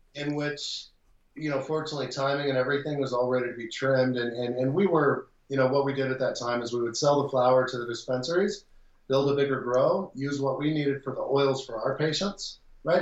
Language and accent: English; Texas, United States; moved away; I was born in Texas. I lived in Texas. I worked in Texas